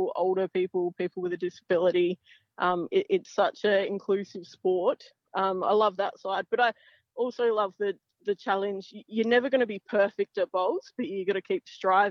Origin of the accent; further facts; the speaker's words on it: Port Wakefield, South Australia, Australia; I grew up in Port Wakefield, so a small town.